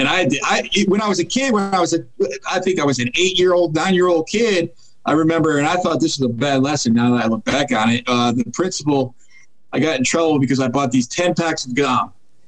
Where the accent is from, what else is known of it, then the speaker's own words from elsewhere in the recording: New England, United States; born there; now in Northern Virginia, United States; So I was born in New England, and I currently live in Northern Virginia, right outside of Washington, D.C.